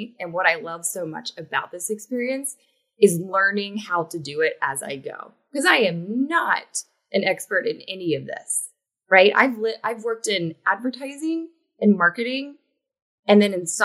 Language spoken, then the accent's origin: English; West Virginia, United States; moved away as an adult; also born or lived in Hong Kong; now in New York City, United States; I am originally from West Virginia, which is a southern state